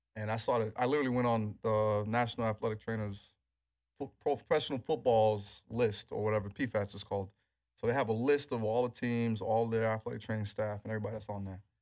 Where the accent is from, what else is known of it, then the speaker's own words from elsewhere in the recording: New York City, New York, United States; growing up in New York